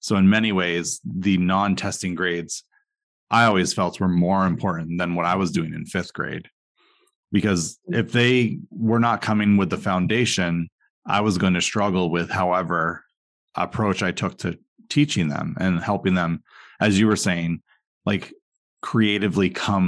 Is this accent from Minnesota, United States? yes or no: no; Vermont, United States; now in Massachusetts, United States; I'm going to leave my hometown. And well, I did. So, so I'm in Massachusetts and not Vermont.